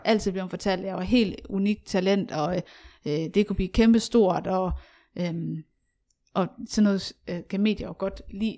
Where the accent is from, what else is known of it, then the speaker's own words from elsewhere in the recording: Aarhus, Central Denmark Region, Denmark; jeg voksede op i Aarhus